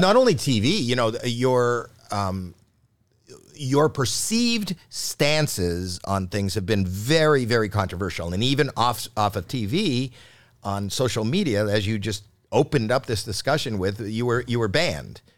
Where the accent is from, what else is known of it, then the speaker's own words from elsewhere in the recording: Canada; I was born in Canada